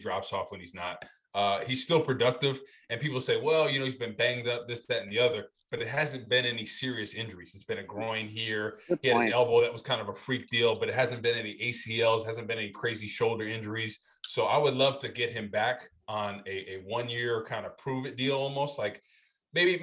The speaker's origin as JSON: {"language": "English", "town": "Rutherford", "region": "New Jersey", "country": "United States", "said": "I'm from Rutherford"}